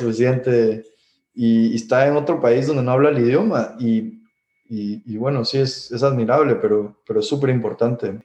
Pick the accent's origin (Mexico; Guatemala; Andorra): Guatemala; moved away as an adult; also born or lived in Miami; crecimos en Guatemala